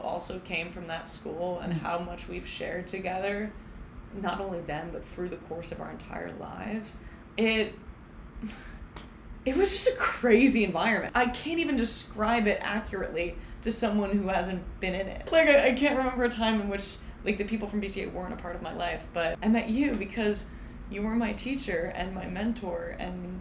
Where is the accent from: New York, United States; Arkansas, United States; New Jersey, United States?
New Jersey, United States; Ho-Ho-Kus; I'm from Hohokus, New Jersey. It's, like, a wonderful place. I had, like, the most spectacular childhood